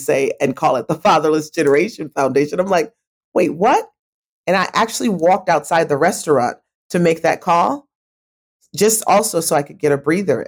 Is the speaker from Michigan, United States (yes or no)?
yes; Kalamazoo, Michigan, United States; now in Atlanta, United States; my hometown of Kalamazoo, Michigan